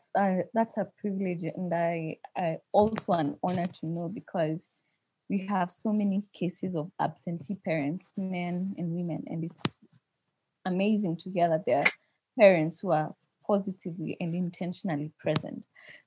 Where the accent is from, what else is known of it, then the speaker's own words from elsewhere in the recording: Kenya; I'm Kikuyu